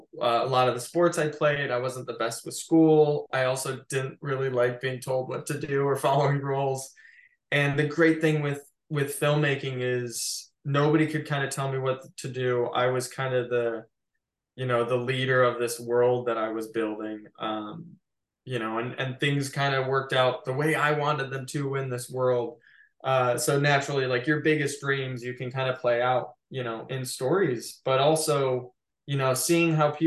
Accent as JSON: {"language": "English", "region": "Midwest", "country": "United States", "tie": "born or raised there", "said": "I think in many ways, I found growing up in the Midwest incredibly boring."}